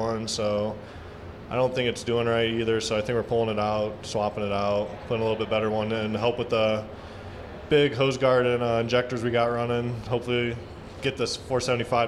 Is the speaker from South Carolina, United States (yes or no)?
no; Geneva, Ohio, United States; I'm from Geneva, Ohio